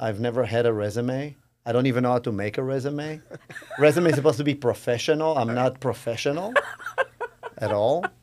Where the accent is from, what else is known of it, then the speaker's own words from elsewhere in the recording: Israel; moved away as an adult; I grew up in Israel